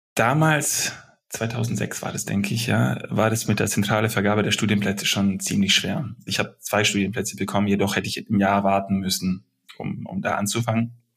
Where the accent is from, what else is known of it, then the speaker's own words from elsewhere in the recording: Germany; also born or lived in Belgrade, Serbia / Stuttgart, Germany; Als Deutscher, mit, mit deutschen Werten, mit, mit deutscher Denkensweise